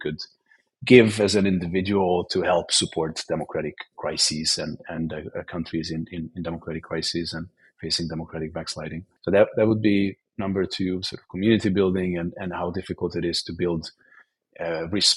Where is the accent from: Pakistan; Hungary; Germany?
Hungary; I am Hungarian. I come from Hungary